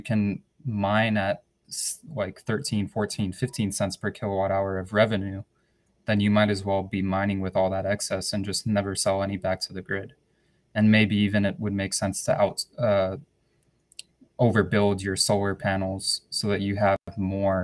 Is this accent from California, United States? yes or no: no; New Mexico, United States; I'm from New Mexico